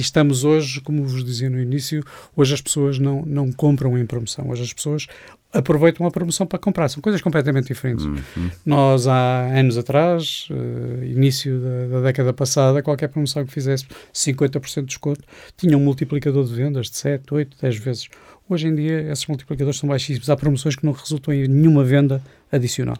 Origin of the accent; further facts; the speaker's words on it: Porto, Norte, Portugal; now in Lisbon, Portugal; Eu, eu, sou portuense, vivo em Lisboa